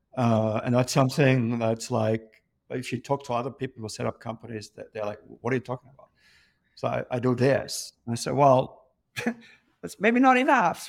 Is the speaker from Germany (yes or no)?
yes; Germany; moved away as an adult; also born or lived in London; born and raised in Germany, grown up in a pub